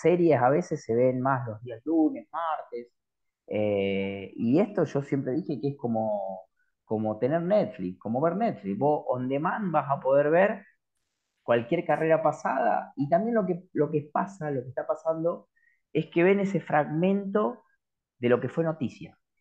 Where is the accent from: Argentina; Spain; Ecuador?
Argentina; los argentinos somos complicados